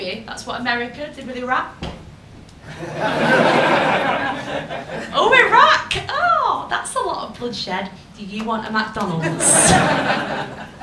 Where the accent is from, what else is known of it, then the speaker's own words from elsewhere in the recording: Rochdale, North West England, United Kingdom; my hometown of Rochdale